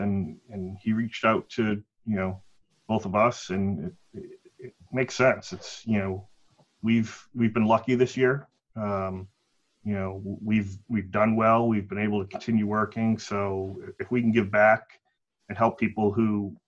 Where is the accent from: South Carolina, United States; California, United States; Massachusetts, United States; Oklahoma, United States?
Massachusetts, United States; Stoughton; now in Easton, United States; We grew up in Stoughton.